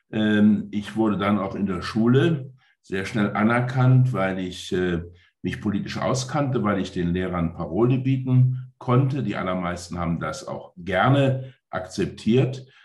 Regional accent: Saarland, Germany; moved away as an adult; als ich 1990 äh, mit meinem kleinen Ford Escort aufgebrochen bin aus dem Saarland nach Brüssel, da bin ich aus einer eher ländlichen äh, Bergarbeitergemeinde aufgebrochen in eine europäische Großstadt

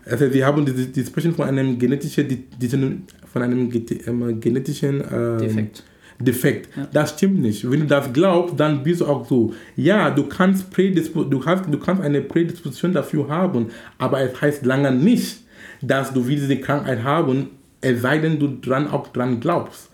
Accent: Cameroon; now in Hamburg, Germany; in Kamerun, wo ich herkomme

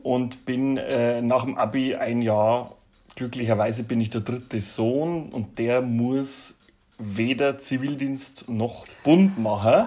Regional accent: Regensburg, Bavaria, Germany; aus Regensburg

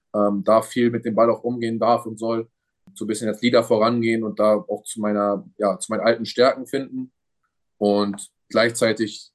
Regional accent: Germany; in Deutschland bleiben will, weil es mein Heimatland ist

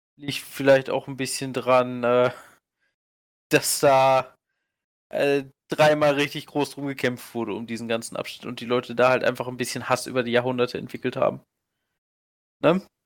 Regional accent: Germany; als Deutscher im Ausland

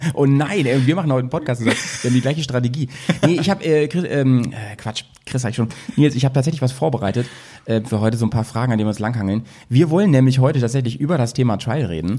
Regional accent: Schaumburg, Lower Saxony, Germany; now in Bremen, Germany; ich komme aus Schaumburg

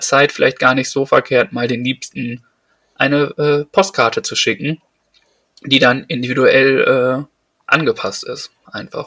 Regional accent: Detmold, North Rhine-Westphalia, Germany; bei uns in Detmold

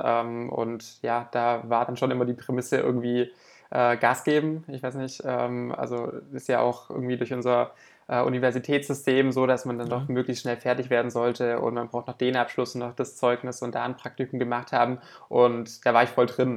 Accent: Southern Germany, Germany; bei uns im Süden von Deutschland

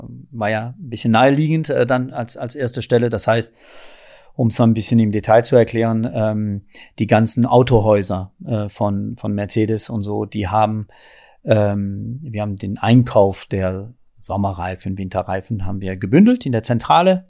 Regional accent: France; also born or lived in countryside (unspecified); now in Berlin, Germany; da bin ich wirklich der typische Franzose

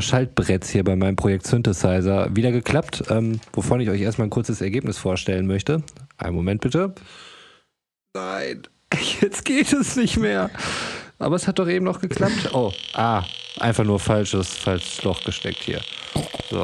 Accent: North Rhine-Westphalia, Germany; bei uns in Ostwestfalen

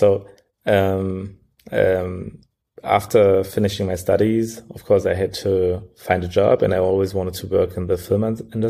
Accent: Berlin, Germany; also born or lived in Sierra Leone; Well, I was born particularly in Sierra Leone. So this is where I spent the first 5 years of my life before we migrated to Germany. And since we are in Germany, I grew up most of the time in Berlin, studied in Berlin, and studied computer science.

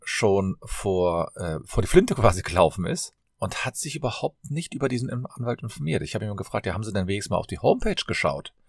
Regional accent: Cologne, North Rhine-Westphalia, Germany; ich komme aus Köln, bin Fachanwalt für Familienrecht

